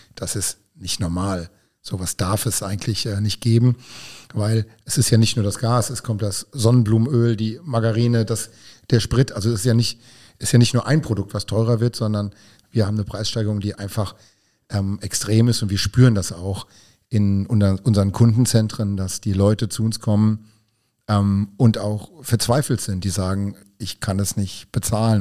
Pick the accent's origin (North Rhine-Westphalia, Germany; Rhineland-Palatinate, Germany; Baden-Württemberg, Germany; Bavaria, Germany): Rhineland-Palatinate, Germany; Hunsrück; now in Vallendar, Germany; ansonsten ein Kind der Region, denn ich stamme aus dem Hunsrück